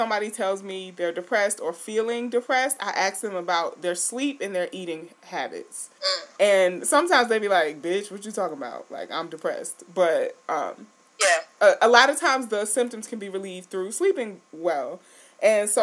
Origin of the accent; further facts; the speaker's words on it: New York City, New York, United States; now in Syracuse, United States; I'm from New York City and I've been living in Syracuse for a while.